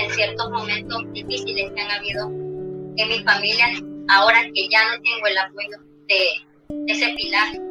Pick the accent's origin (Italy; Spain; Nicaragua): Nicaragua; somos nicaragüenses